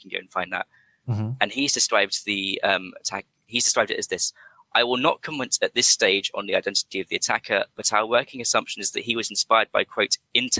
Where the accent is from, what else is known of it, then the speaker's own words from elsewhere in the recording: London, United Kingdom; I've come to sort of offer some clarity as the Londoner in the call-in show.